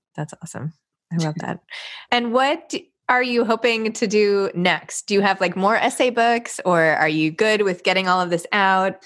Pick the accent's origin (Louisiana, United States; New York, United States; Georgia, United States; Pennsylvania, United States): New York, United States; I grew up in New York